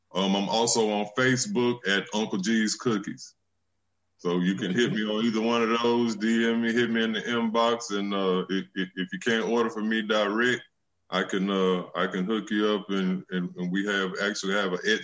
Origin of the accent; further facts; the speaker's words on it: Muscle Shoals, Alabama, United States; I'm from Muscle Shoals, Alabama, right here in the Shoals